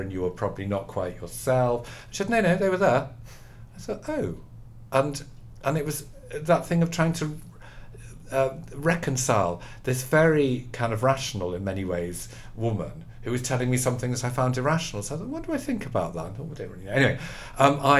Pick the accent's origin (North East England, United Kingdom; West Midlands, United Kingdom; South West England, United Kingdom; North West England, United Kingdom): North West England, United Kingdom; the Wirral; I grew up as a Catholic. Actually, on the Wirral